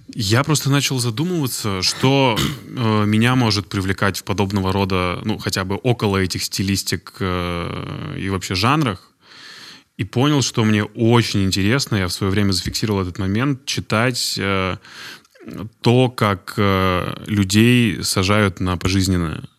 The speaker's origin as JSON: {"language": "Russian", "town": "Izhevsk", "region": "Udmurtia", "country": "Russia", "said": "Я из Ижевска"}